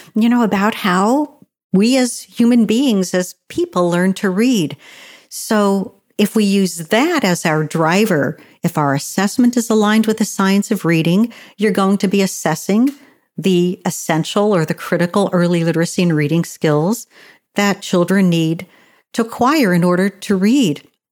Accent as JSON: {"language": "English", "region": "Pennsylvania", "country": "United States", "tie": "born or raised there", "said": "in a large rural county in my home state of Pennsylvania"}